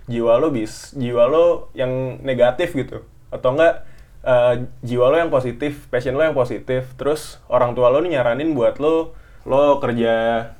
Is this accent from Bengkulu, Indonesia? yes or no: yes; Bengkulu, Indonesia; Perkenalkan … asal dari kota Bengkulu.